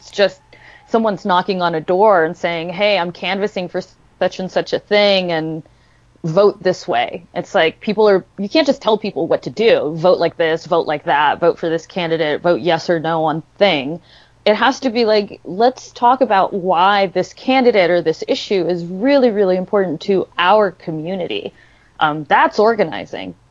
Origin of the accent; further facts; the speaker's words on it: Los Angeles, California, United States; moved away as an adult; now in Santa Fe, United States; I grew up in Los Angeles